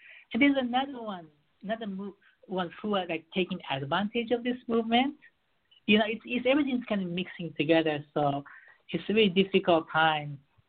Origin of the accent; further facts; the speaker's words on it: Beirut, Beirut Governorate, Lebanon; also born or lived in Japan / United States; I was raised in Beirut, and I lived in Japan. I lived in the U.S. for 10 years.